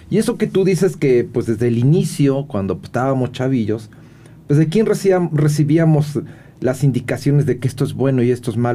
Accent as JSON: {"language": "Spanish", "country": "Mexico", "said": "el tequila como buen mexicano"}